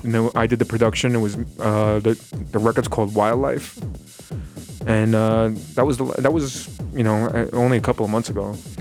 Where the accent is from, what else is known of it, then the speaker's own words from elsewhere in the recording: New York City, New York, United States; I grew up in the grave, like the Gravesend, Bath Beach area, of Brooklyn